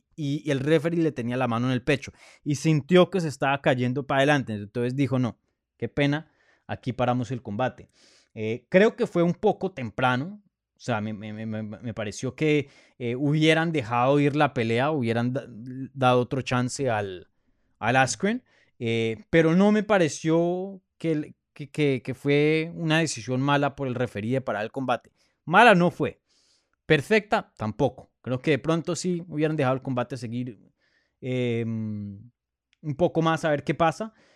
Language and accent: Spanish; Bogotá, Colombia; moved away; yo soy de Colombia